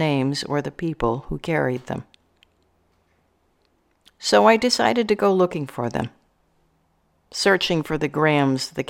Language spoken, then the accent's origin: English; Santa Barbara, California, United States; Growing up in Santa Barbara